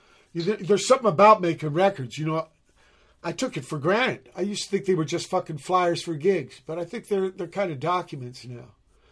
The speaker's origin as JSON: {"language": "English", "town": "Portsmouth", "region": "Virginia", "country": "United States", "tie": "born there", "said": "I was conceived in Chicago, born in Virginia."}